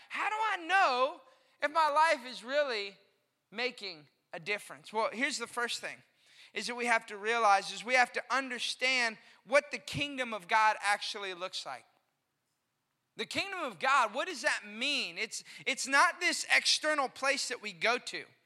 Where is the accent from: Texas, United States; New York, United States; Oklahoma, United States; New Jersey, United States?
Texas, United States; Austin; now in McKinney, United States; growing up in Austin, Texas